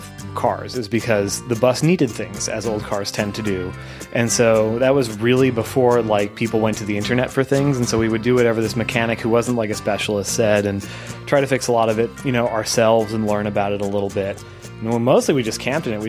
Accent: Canada; we're all Canadian

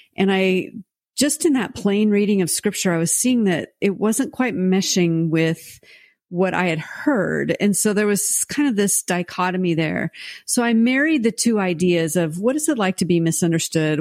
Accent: United States; also born or lived in France; as an American

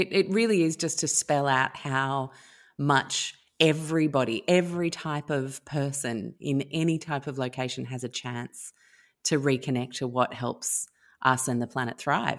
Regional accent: Sydney, New South Wales, Australia; also born or lived in London, United Kingdom / Chicago, United States; I was born in London. Then we moved to Chicago. Dad was given an expat position, and then his next expat posting was in Sydney. And when he came here, it was 1980. I was five.

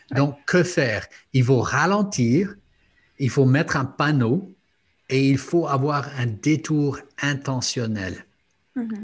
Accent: Luxembourg; J'ai grandi au Luxembourg

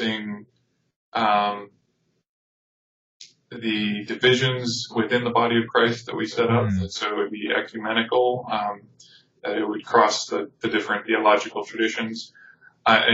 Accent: Tucson, Arizona, United States; coming back to my hometown. But when I came back, just a long series of events unfolded, and I ended up working with a ministry in Tucson

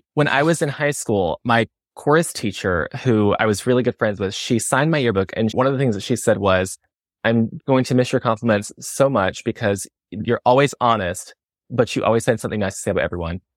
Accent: the South, United States; I'm from the South

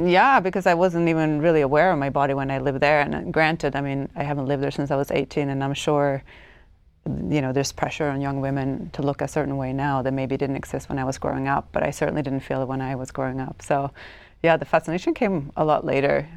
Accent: Stockholm, Stockholm County, Sweden; English is a second language; moved away as an adult; also born or lived in United States; I grew up in Stockholm, Sweden, in, in the eighties

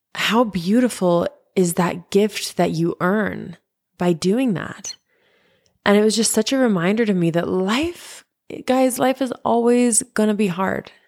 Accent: Utah, United States; I grew up in Utah

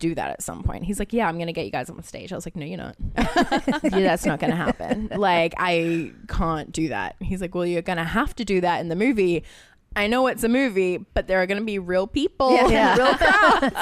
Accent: Australia; I grew up in Australia

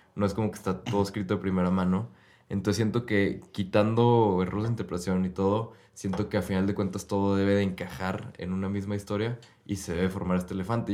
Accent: Mexico; crecí en el catolicismo porque nací en México

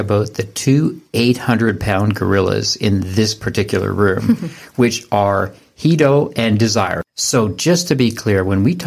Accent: Canada; we're from Canada

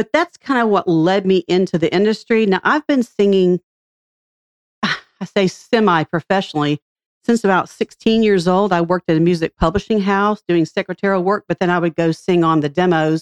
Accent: Franklin, Tennessee, United States; I grew up in Franklin since I was 5 years old.

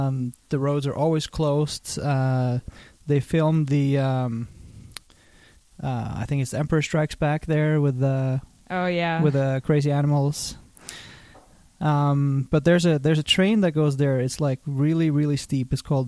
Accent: Norway; moved away as an adult; also born or lived in Canada / Los Angeles, United States; now in Santa Monica, United States; I grew up in a town 10 minutes by train outside Oslo. And I moved, when I was 19, I moved to Canada to study at the University of British Columbia.

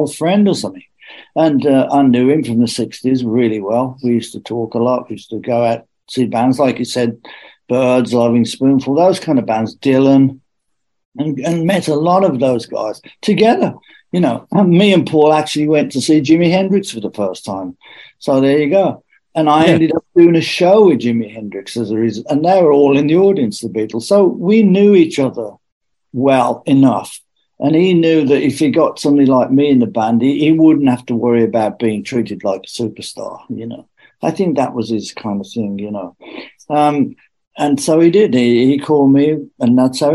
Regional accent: Birmingham, West Midlands, United Kingdom; we're from Birmingham with different accents

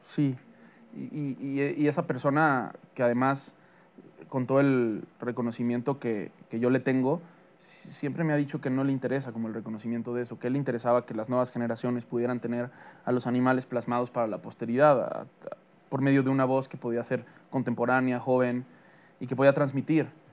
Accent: Mexico; para mí como mexicano

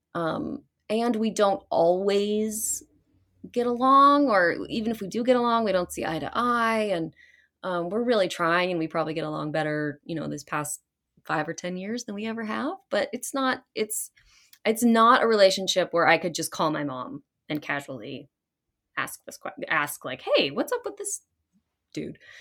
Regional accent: Fairfax, Virginia, United States; I was actually born in Virginia, outside of Washington, D C, um, Fairfax Hospital

